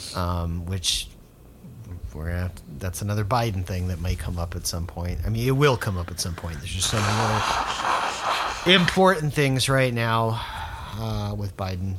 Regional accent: South Florida, United States; South Florida, where I'm from

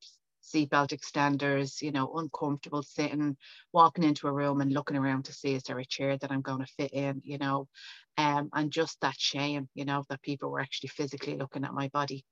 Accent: Dublin, Leinster, Ireland; now in County Meath, Ireland; I am from Dublin and I currently live outside Dublin in County Meath

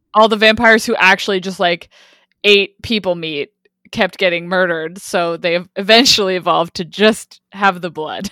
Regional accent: Quebec, Canada; my home province

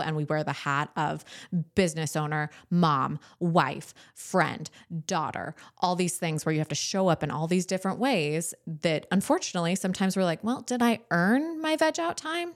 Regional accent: Southern California, United States; moved away as an adult; I grew up in Southern California

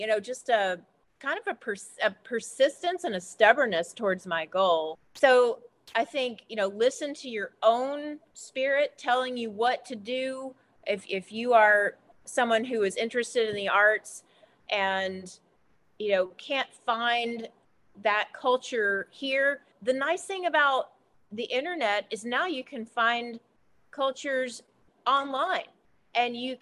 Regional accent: Appalachia, United States; growing up here

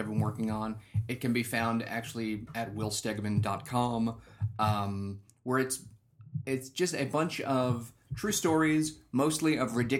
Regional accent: Long Island, New York, United States; I grew up on Long Island.

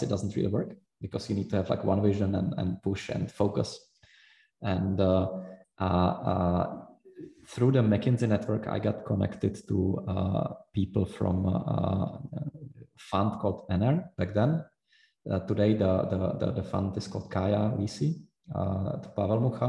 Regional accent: Prague, Czechia; moved away; also born or lived in Zurich; I was from Prague originally

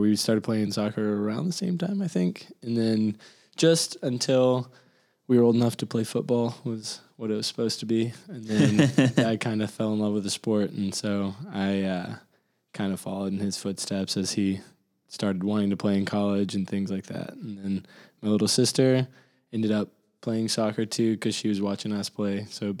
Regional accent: Mount Juliet, Tennessee, United States; Mount Juliet, Tennessee.

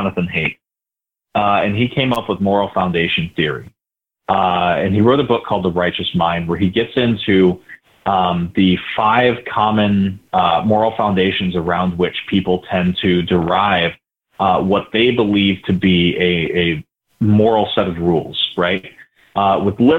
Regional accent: St. George, Utah, United States; I grew up in St. George, Utah

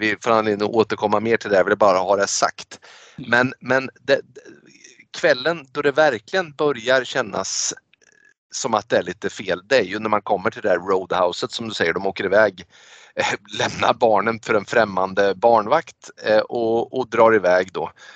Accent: Sweden; vi är svenskar

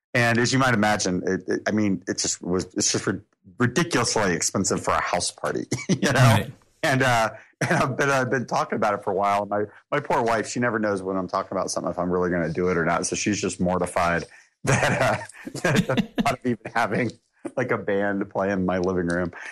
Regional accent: Atlanta, Georgia, United States; being in my hometown.

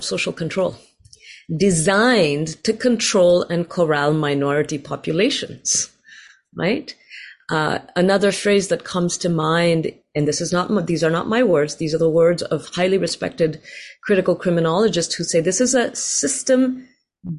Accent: India; now in Riverside, United States; I grew up in India

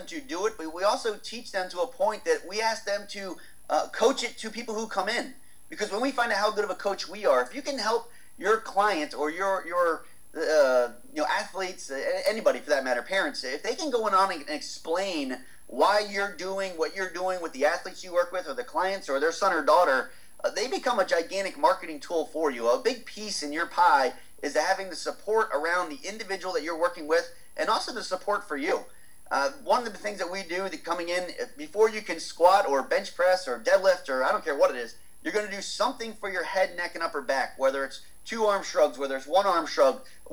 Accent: United States; I'm American

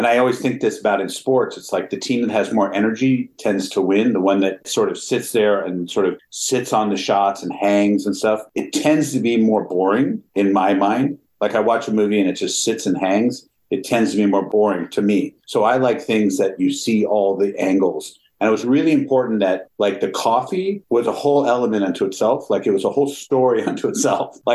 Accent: Pasadena, California, United States; I grew up in Pasadena, in California. My parents were both doctors, but we always had like this almost commune living in our house.

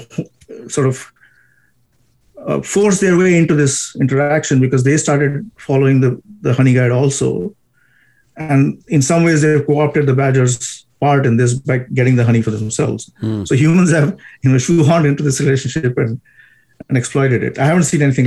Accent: India; I am from India

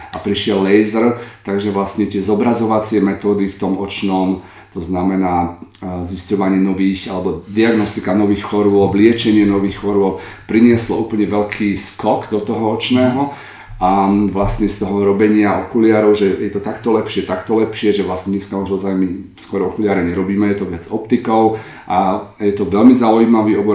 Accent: Trenčín, Trenčín Region, Slovakia; moved away as an adult; also born or lived in Prague; now in Berlin, Germany; ja som sa narodil z Trenčína a medicínu som študoval v Prahe a v Berlíne

